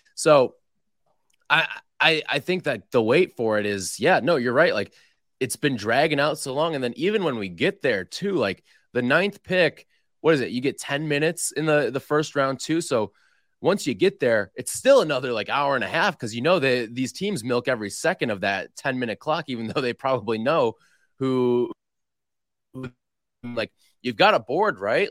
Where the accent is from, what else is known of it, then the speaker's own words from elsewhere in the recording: Glenview, Illinois, United States; I went to school in Des Plaines and I was from Glenview.